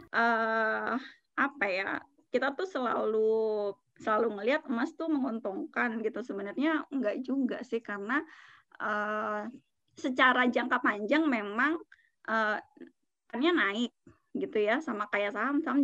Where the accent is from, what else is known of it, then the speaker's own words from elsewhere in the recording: Jakarta, Indonesia; aku orang Jakarta temanku orang Bogor gitu